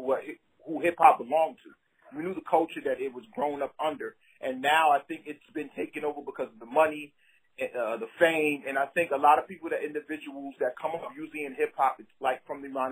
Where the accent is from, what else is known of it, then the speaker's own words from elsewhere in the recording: Brooklyn, New York, United States; moved away as an adult; also born or lived in the South (US); growing up in Brooklyn and listening to hip hop